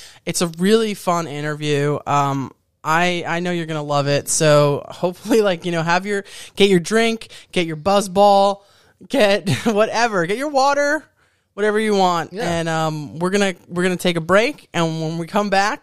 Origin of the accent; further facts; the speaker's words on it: New York, United States; I'm from New York